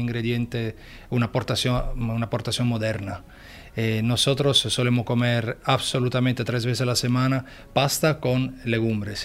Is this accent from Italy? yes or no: yes; Italy; Spanish is a second language; moved away